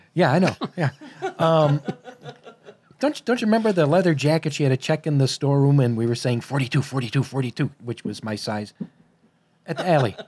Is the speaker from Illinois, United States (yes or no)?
yes; Chicago, Illinois, United States; I was born and raised in Chicago